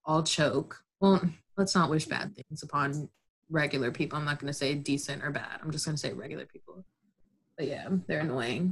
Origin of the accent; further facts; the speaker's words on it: Lambertville, New Jersey, United States; moved away as an adult; also born or lived in Connecticut; now in New York, United States; I'm from Lambertville, New Jersey, as is my dear friend Sarah.